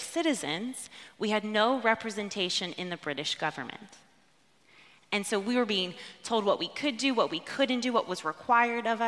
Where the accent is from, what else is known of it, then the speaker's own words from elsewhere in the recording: United States; now in United Kingdom; your resident American pastor and as a former American history teacher